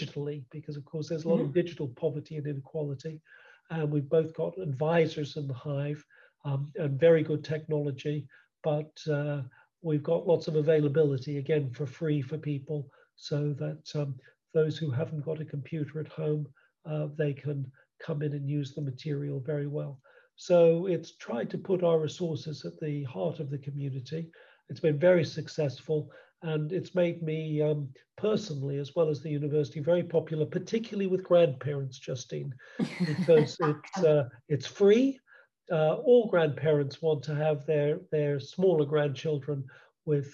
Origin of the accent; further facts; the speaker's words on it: United States; also born or lived in Cambridge, England / Worcester, England; now in United Kingdom; as you can probably tell from my accent, I started life in the United States